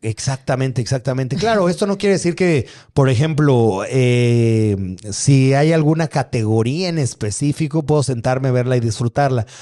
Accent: Atizapán de Zaragoza, State of Mexico, Mexico; Yo, yo crecí por ahí, yo crecí en Atizapán

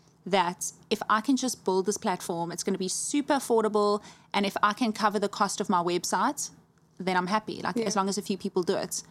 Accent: Johannesburg, Gauteng, South Africa; moved away as an adult; also born or lived in Cape Town; That's literally where I'm from. I was born in Joburg

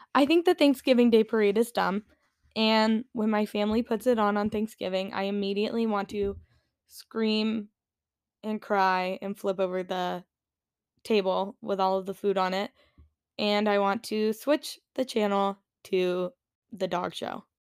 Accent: South Carolina, United States; I grew up in South Carolina, which is in the Bible Belt

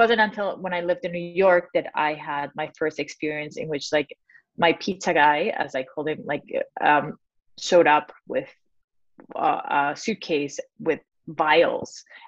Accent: Mexico; moved away; I'm originally from Mexico

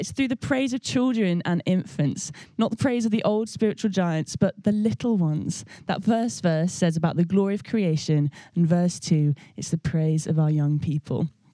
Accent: Birmingham, West Midlands, United Kingdom; I grew up in Birmingham Vineyard where Nige was um, in charge of loads of different things

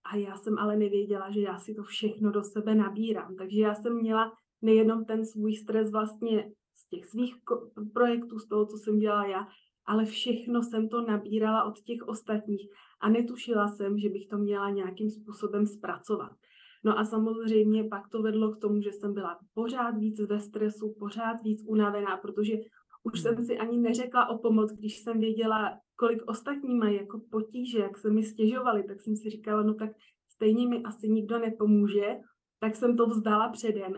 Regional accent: Prague, Czechia; moved away as an adult; also born or lived in Frankfurt; Já teda pocházím z Prahy

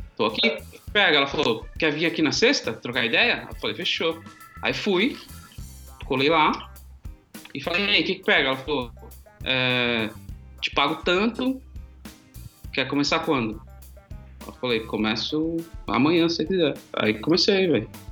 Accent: São Paulo, Brazil; also born or lived in Guarujá; sou do Grajaú, Zona Sul

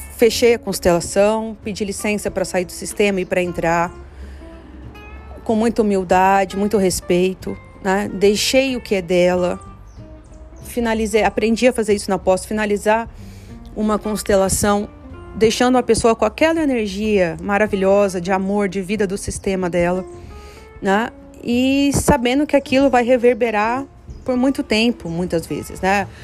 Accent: Campo Grande, Brazil; moved away as an adult; eu tô ainda aqui em Campo Grande, na casa dos meus avós, na casa onde eu cresci. Ah, fiquei até os meus 22 anos.

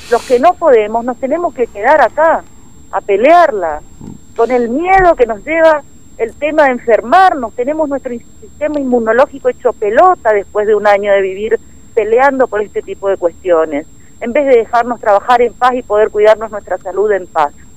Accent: Formosa, Argentina; Nosotros también somos formoseños y somos argentinos

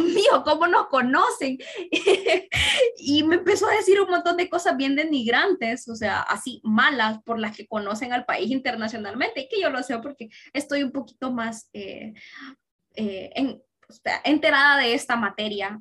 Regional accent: Honduras; soy una ciudadana orgullosamente hondureña

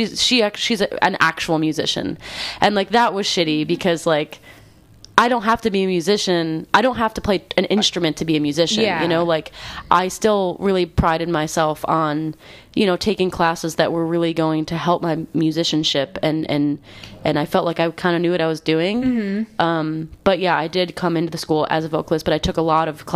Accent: Rochester, New York, United States; moved away as an adult; also born or lived in Boston, Massachusetts; now in Philadelphia, United States; I grew up in Rochester, New York. Went to Berklee College of Music in Boston, which is where I was living for 5 years right before I moved to Philly

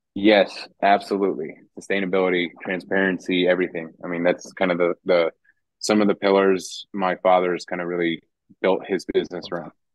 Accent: DeMotte, Indiana, United States; born or raised there; also born or lived in Roswell, New Mexico / Artesia, New Mexico

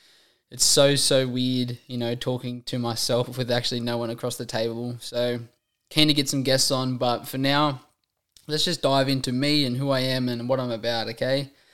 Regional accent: Warren, New South Wales, Australia; I am one of five children. I'm the oldest of five children. You know, we're all born and raised in Warren.

